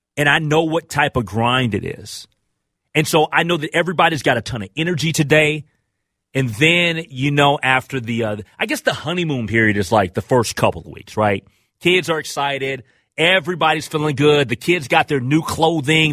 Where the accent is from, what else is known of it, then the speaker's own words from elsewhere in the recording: Minnesota, United States; me being a Minnesotan